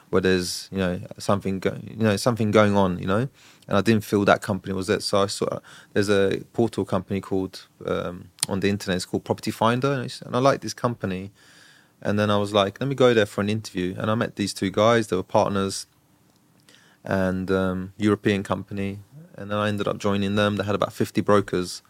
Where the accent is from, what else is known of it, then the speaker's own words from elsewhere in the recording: Brighton, South East England, United Kingdom; moved away as an adult; now in Dubai, United Arab Emirates; I grew up in Brighton, so I don't live in London